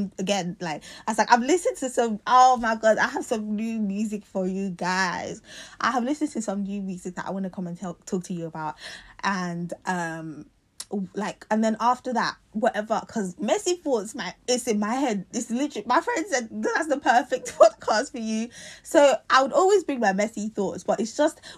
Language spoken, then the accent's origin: English; London, United Kingdom; moved away as an adult; I'm from South London